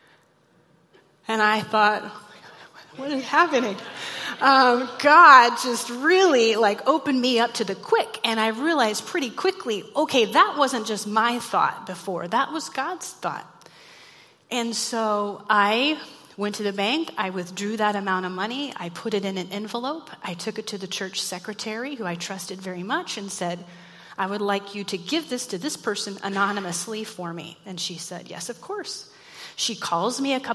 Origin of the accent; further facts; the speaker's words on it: Mulvane, Kansas, United States; moved away as an adult; also born or lived in Oil City, Pennsylvania; I grew up in South Central Kansas in a small town called Mulvane